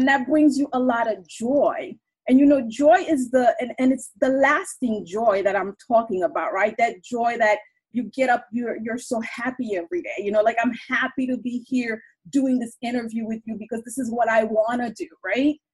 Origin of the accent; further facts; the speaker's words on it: Haiti; I'm from Haiti